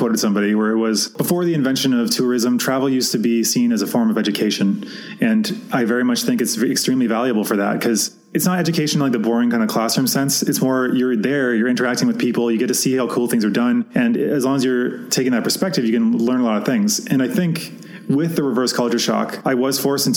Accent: Canada; a Canadian in my own country

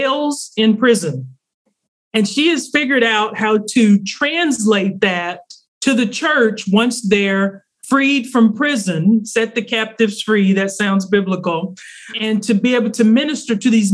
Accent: Arkansas, United States; also born or lived in East Coast / Southeast; now in North Carolina, United States; I am a Southern girl. I grew up in Arkansas and have lived mostly on the East Coast and Southeast for most of my life.

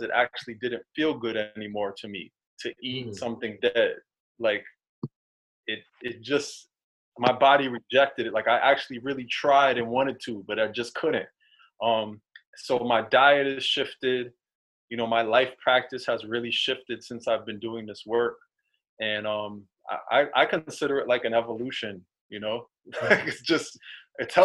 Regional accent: New York City, New York, United States; Growing up in New York City

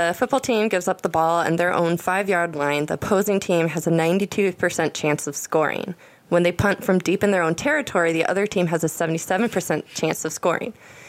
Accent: Texas, United States; I grew up in Texas. Football is ubiquitous in Texas.

